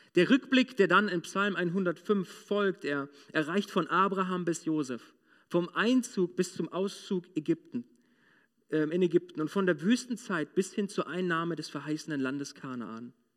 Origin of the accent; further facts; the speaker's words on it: Moringen, Lower Saxony, Germany; Ich war damals in einem mittelgroßen Industrieunternehmen bei uns in Moringen